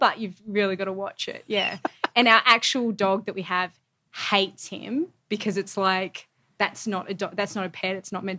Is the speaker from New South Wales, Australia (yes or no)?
yes; Avoca Beach, New South Wales, Australia; I grew up in Avoca Beach